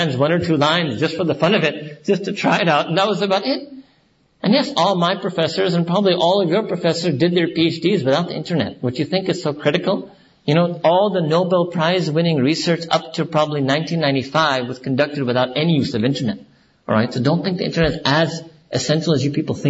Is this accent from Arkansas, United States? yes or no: no; New York, United States; moved away; I was born and raised in New York